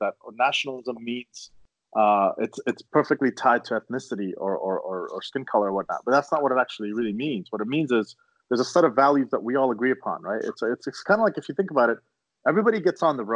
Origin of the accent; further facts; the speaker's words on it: Canada; we're Canadian